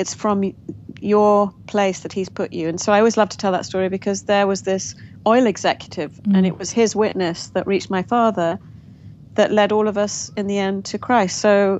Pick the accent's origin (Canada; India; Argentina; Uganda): Uganda; Kampala; born there; also born or lived in Nairobi, Kenya / England; I was born in Kampala, Uganda, to young parents, the oldest of four little girls. And so my first 4 years of life were in Kampala, then Nairobi.